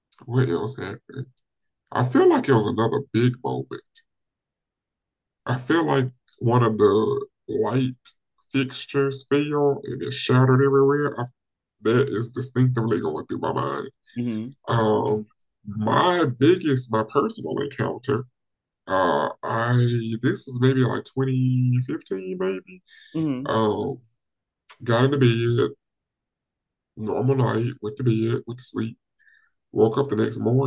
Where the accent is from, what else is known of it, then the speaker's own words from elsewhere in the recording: the South, United States; growing up in the South